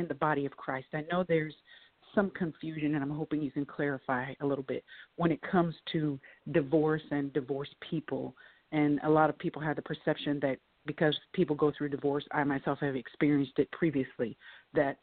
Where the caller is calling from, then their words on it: Columbia, South Carolina, United States; I'm calling from Columbia, South Carolina